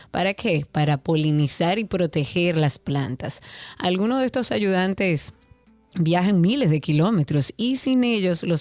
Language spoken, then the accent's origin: Spanish; Dominican Republic; hablar un poco de esa bebida que tanto nos identifica también como dominicanos.